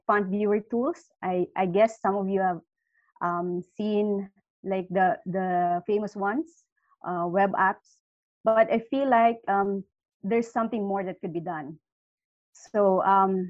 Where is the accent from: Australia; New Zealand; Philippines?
Philippines; I'm from the Philippines